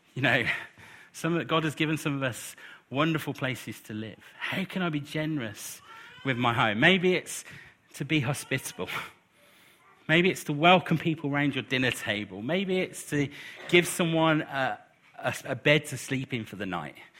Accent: United Kingdom; we're British

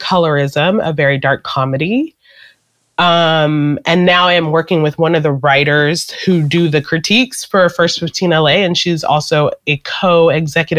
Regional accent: Nigeria; I'm Nigerian.

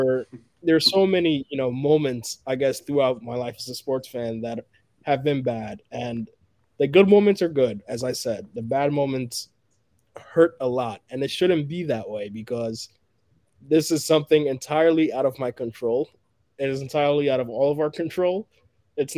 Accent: Ghana; moved away; I was born in Ghana

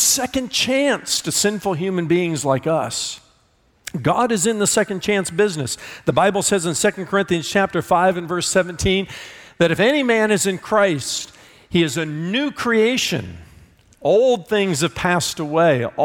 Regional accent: Indiana, United States; I'm from Indiana

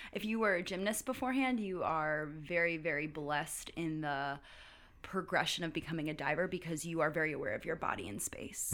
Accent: Valhalla, New York, United States; moved away; also born or lived in Duncan, South Carolina; I am from Valhalla, New York. it's a small hamlet outside of New York City. It's forty minutes north of New York City.

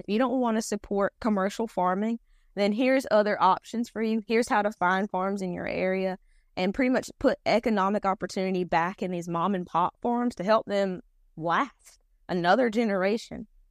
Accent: North Carolina, United States; accent: Robeson; the North Carolina that I was raised on

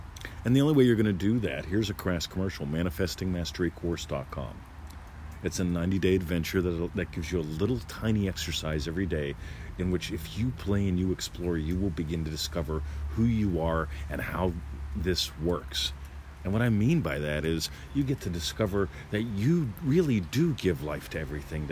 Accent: United States; now in Australia; I was born an American. I moved here, decided I wanted to become an Australian

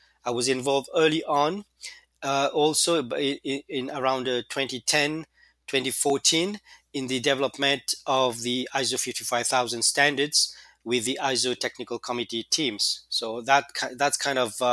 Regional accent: Mauritius; moved away as an adult; back in my home country, which is the Republic of Mauritius

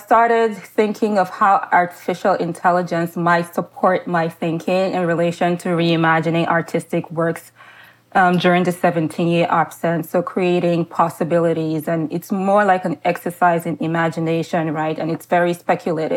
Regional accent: Benin Kingdom, Edo, Nigeria; I'm an artist and I'm an artist from Benin Kingdom

